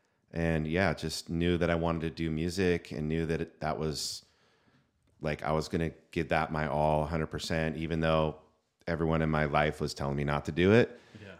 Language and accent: English; California, United States; now in San Diego, United States; I was born in Northern California. I was born in San Francisco, moved to San Diego at 18 to go to San Diego State.